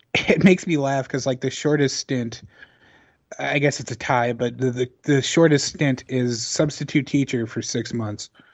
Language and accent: English; Chicago, Illinois, United States; I'm from Chicago, but I've spent time in Southern Illinois